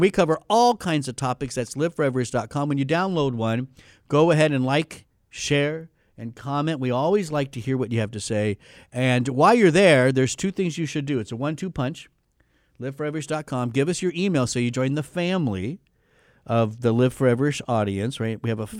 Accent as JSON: {"language": "English", "country": "United States", "said": "because I'm an American."}